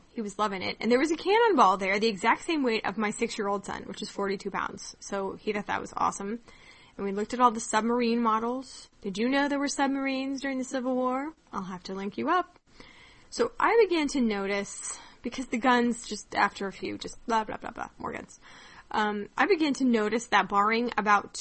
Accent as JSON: {"language": "English", "region": "Kansas", "country": "United States", "tie": "born or raised there", "said": "growing up in Kansas"}